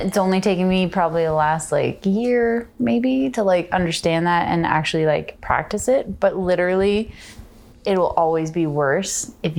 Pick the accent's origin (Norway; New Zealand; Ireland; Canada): Canada; Charlottetown, Prince Edward Island; moved away; So I grew up on the East Coast, but more specifically, Charlottetown, PEI.